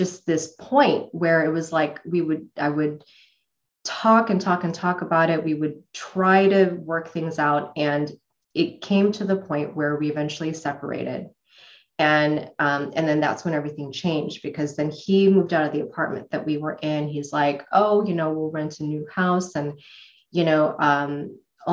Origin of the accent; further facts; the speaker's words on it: Chicago, Illinois, United States; moved away as an adult; now in Arizona, United States; Illinois is where I was born, in Chicago, and so I was raised in the Midwest